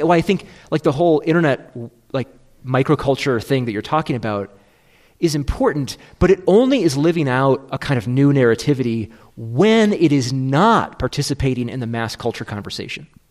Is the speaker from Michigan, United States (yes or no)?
yes; Michigan, United States; I'm from Michigan